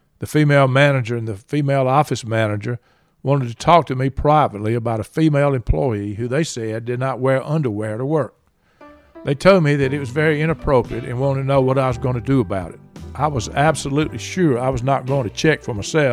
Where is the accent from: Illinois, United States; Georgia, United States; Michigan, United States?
Georgia, United States; Since I was from Georgia